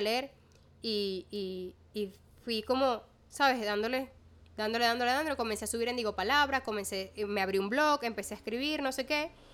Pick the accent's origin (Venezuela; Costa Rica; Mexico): Venezuela; Maracaibo, Zulia; moved away as an adult; now in Caracas, Venezuela; yo desde que me mudo a Caracas primero reafirmé muchísimo mi identidad maracucha.